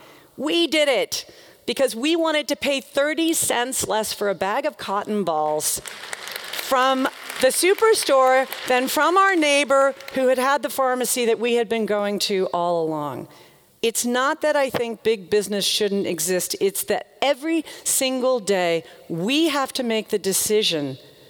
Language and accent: English; the South, United States; I used to think, growing up in the South, I used to think that Walmart killed small towns.